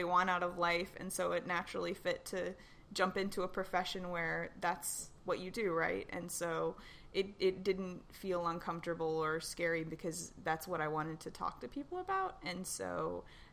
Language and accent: English; Tennessee, United States; growing up in Tennessee in the South